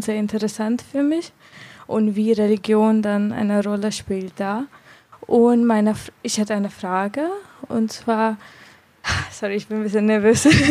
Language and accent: German; India; German is a second language; moved away as an adult; now in Germany; Ich komme aus Indien und ich bin Hinduistin. Und ich bin hier seit vier Jahren